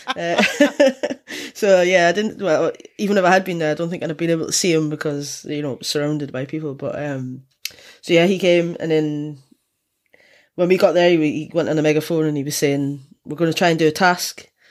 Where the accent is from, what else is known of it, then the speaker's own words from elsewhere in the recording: Scotland, United Kingdom; I'm from Scotland